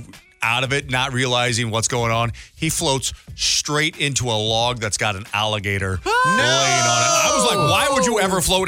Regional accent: Missouri, United States; growing up in Missouri, we did a lot of that.

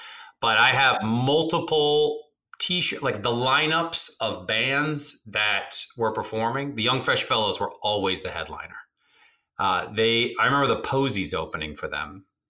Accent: Seattle, Washington, United States; also born or lived in Rome; growing up in Seattle during all that grunge stuff

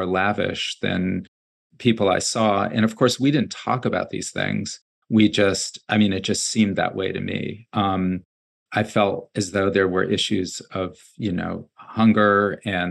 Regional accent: New Haven, Connecticut, United States; I grew up in New Haven. I grew up in a rented apartment in a two-family house with a single mom

